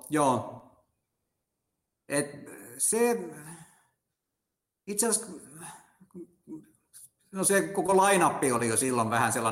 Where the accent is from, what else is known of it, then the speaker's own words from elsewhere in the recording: Turku, Southwest Finland, Finland; Et nyt mä oon Suomesta asti, Suomen Turusta asti matkustanut